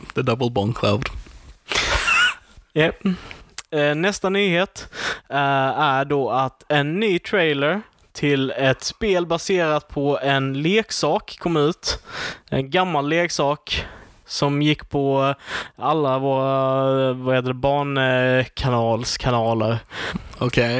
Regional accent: Sweden; jag är svensk

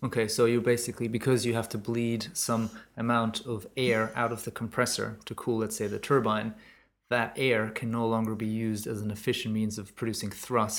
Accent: Germany; moved away; my home country in germany

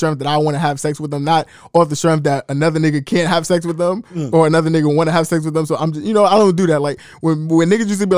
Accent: New York City, New York, United States; I'm from East New York

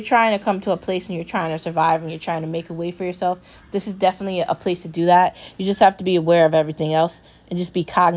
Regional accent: United States; I'm an American.

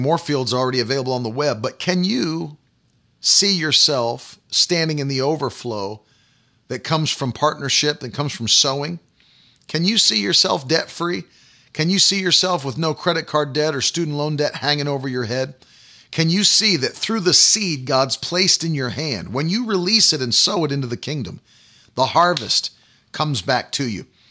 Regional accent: United States; I am a Christian far before I'm an American

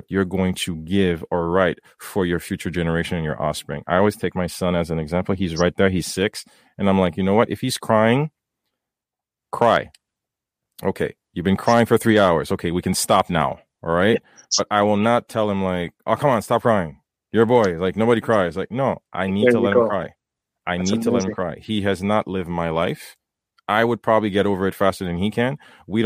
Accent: Port-au-Prince, Haiti; now in North America; growing up in Haiti

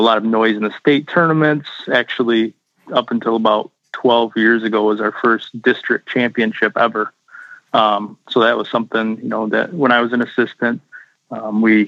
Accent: Mount Morris, Michigan, United States; also born or lived in Grand Blanc; I'm actually not from Grand Blank. I grew up in Mount Morris, which is in Genesee County

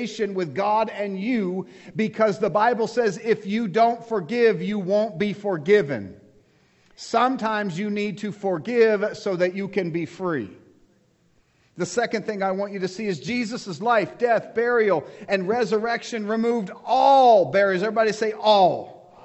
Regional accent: United States; Before I am American, I am a Christian.

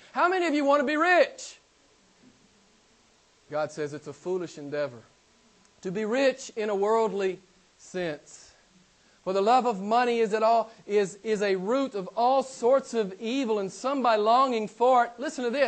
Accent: Arkansas, United States; a small town in my home state of Arkansas

